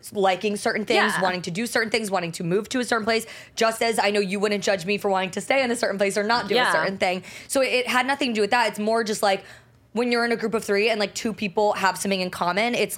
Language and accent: English; New Jersey, United States; I was raised in New Jersey.